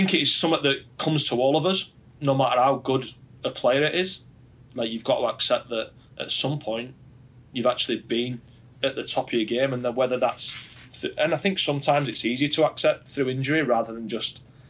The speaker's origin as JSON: {"language": "English", "region": "Yorkshire and the Humber", "country": "United Kingdom"}